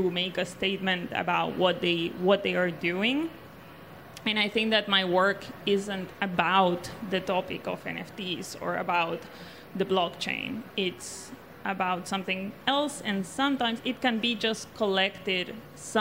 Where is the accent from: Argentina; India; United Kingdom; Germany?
Argentina; I was born and raised in South America, more particularly in Argentina